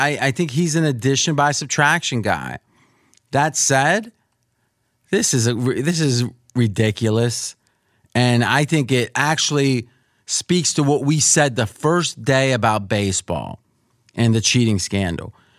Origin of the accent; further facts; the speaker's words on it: Pittsburgh, Pennsylvania, United States; now in Las Vegas, United States; I grew up around Pittsburgh